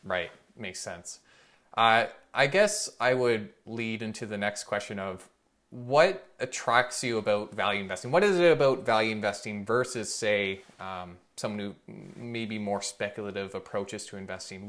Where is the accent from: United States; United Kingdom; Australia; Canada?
Canada; as a Canadian